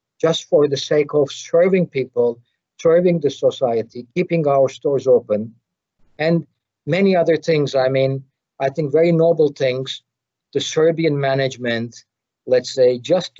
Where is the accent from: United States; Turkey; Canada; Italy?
Turkey; I'm coming from Turkey